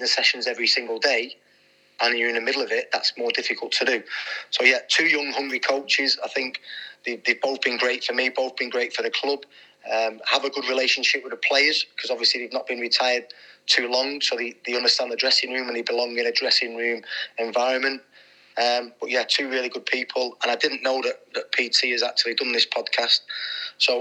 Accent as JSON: {"language": "English", "town": "Manchester", "region": "North West England", "country": "United Kingdom", "tie": "born or raised there", "said": "When I was growing up in the late 80s, early 90s, we're living on council estates in Manchester"}